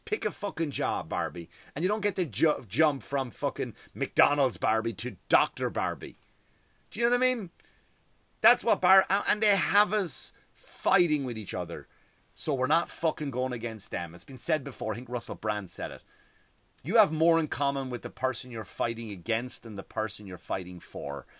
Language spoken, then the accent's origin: English; Ireland; now in United States; I love being from Ireland